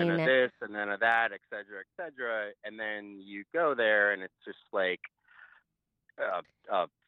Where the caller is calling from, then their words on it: Florida, United States; Hi. I'm from Florida.